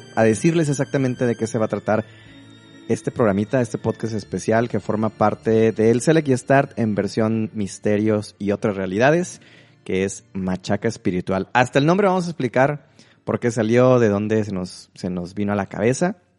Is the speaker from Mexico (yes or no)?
yes; Mexico; como buen mexicano, una formación católica